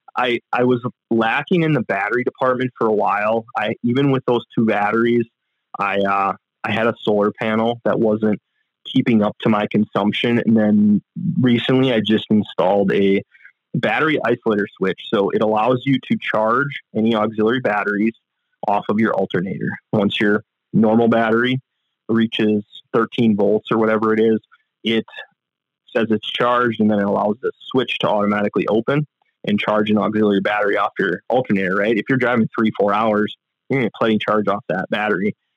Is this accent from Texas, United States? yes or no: no; Manitowoc, Wisconsin, United States; I grew up in Manitowoc, Wisconsin